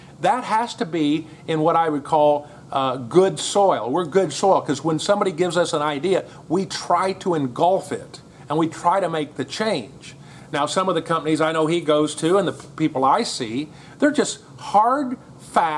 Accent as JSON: {"language": "English", "country": "United States", "moved": "yes", "said": "as an American"}